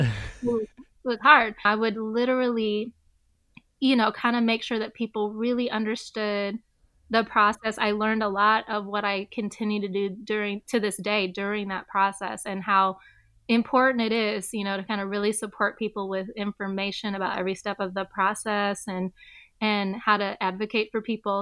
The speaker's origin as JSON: {"language": "English", "town": "Southfield", "region": "Michigan", "country": "United States", "tie": "born or raised there", "also_born_or_lived": "Detroit, Michigan", "said": "we moved out shortly, a little bit after I was born to Southfield, Michigan, which is just outside of Detroit. And I'm glad I'm from there"}